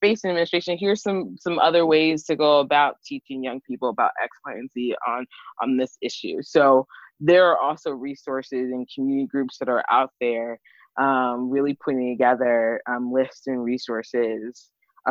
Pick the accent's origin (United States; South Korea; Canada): United States; Montgomery County, Maryland; moved away as an adult; also born or lived in Washington, District of Columbia, United States / Baltimore; I grew up in Montgomery County